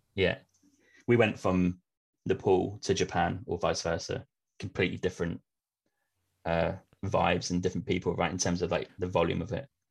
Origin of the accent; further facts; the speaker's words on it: Norwich, East of England, United Kingdom; my hometown of Norwich